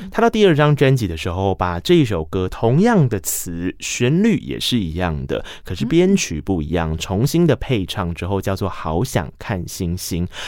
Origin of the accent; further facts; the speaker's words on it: Tainan, Taiwan; 因为毕竟我来自台南，我们的公车是一个半小时一台